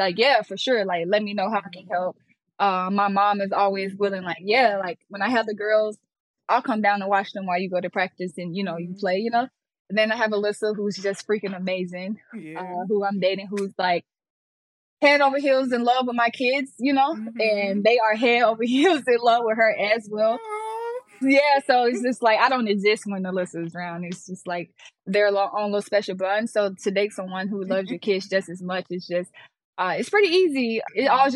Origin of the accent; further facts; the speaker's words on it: Birmingham, Alabama, United States; I was in Birmingham. I grew up in Inslee, the hood.